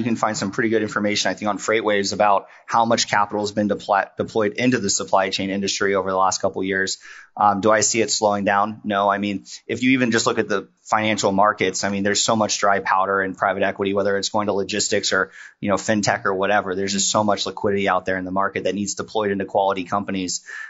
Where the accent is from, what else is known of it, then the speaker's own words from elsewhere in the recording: West Virginia, United States; I grew up in West Virginia. So I grew up in a tiny town in West Virginia.